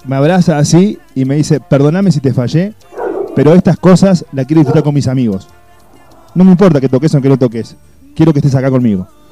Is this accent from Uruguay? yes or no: yes; Uruguay; now in Córdoba, Argentina; yo soy uruguayo me siento cordobés